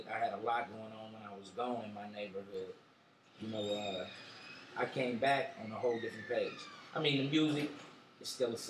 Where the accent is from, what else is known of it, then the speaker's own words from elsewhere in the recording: Oakland, California, United States; I was born and raised in East Oakland, you know what I'm saying? When I got a little older, my mom's moved to seminary.